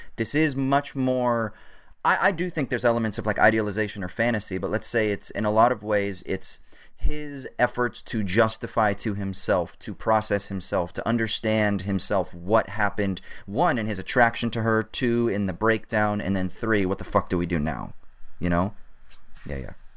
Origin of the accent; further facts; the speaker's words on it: Orange County, California, United States; growing up in Orange County